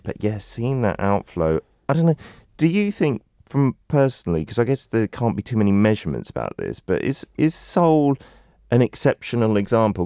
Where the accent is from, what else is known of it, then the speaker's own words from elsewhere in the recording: London, United Kingdom; moved away; also born or lived in South Korea; When I was a kid, I, I was coming from London